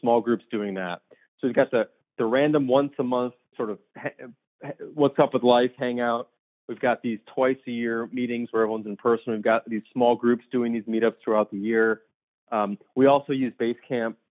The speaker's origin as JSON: {"language": "English", "town": "Deerfield", "region": "Illinois", "country": "United States", "tie": "born or raised there", "also_born_or_lived": "Tucson, Arizona", "lives_now": "Chicago, United States", "said": "I grew up in the suburbs of Chicago. So about 30 miles north of Chicago in a suburb called Deerfield."}